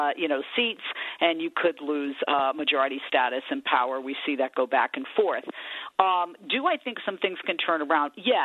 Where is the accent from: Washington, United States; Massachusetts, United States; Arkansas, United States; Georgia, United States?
Massachusetts, United States; Somerset; born or raised there; accent: New England; moved away as an adult; also born or lived in Fall River, Massachusetts; now in California, United States